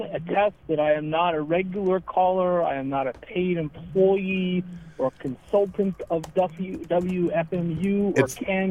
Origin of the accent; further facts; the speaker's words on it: Argentina; now in Iceland; So I am presently living in Iceland. However, I am originally from Argentina.